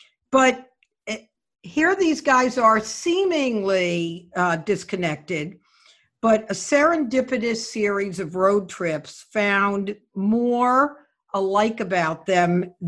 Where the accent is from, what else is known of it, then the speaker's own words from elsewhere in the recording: New Haven, Connecticut, United States; I think I had mentioned that I'm from New Haven